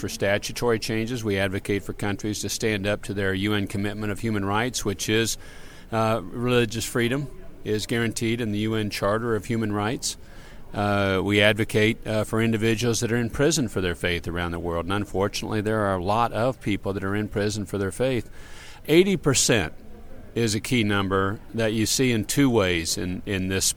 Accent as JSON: {"language": "English", "region": "Kansas", "country": "United States", "tie": "born or raised there", "said": "I'm American, raised in Kansas."}